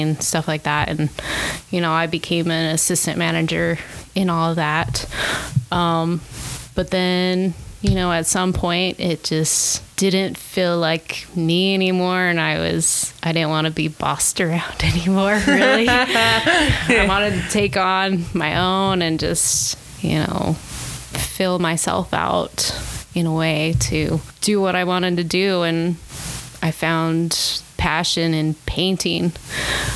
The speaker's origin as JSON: {"language": "English", "town": "Salt Lake City", "region": "Utah", "country": "United States", "tie": "born or raised there", "lives_now": "St. George, United States", "said": "I grew up in Salt Lake and I moved down to St. George about 6 years ago."}